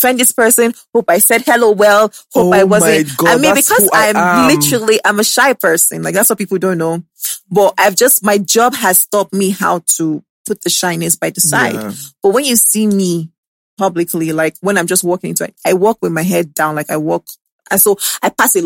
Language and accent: English; Lagos, Nigeria; also born or lived in Benin City; I grew up in Lagos